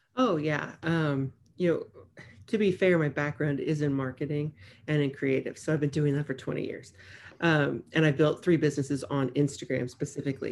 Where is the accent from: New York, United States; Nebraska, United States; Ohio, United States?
Nebraska, United States; moved away as an adult; now in Corpus Christi, United States; I'm from Nebraska